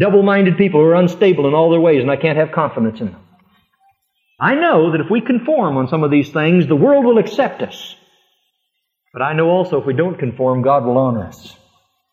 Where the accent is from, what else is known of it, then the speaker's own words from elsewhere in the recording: Fremont, United States; moved away; my little hometown in Fremont